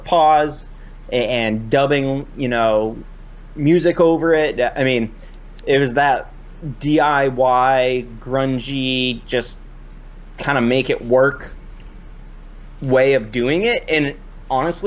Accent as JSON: {"language": "English", "region": "Vermont", "country": "United States", "tie": "born or raised there", "said": "I'm from Vermont here, and born and raised here"}